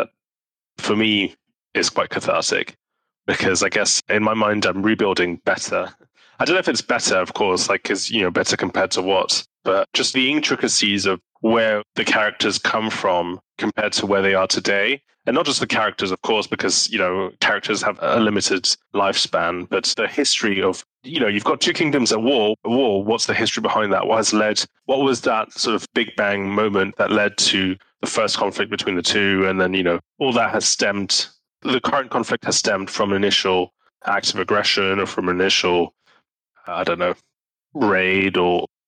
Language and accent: English; Switzerland; English is a second language; We're both Swiss.